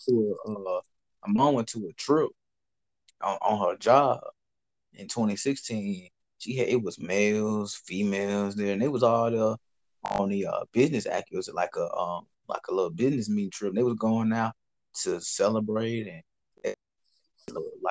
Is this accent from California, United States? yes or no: no; Mississippi, United States; I'm from Mississippi